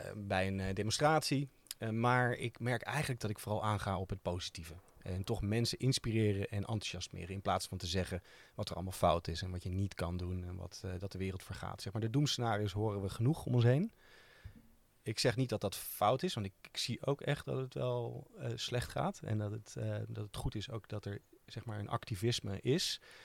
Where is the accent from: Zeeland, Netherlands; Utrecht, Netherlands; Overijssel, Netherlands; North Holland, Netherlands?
Utrecht, Netherlands; omdat wij uit Utrecht komen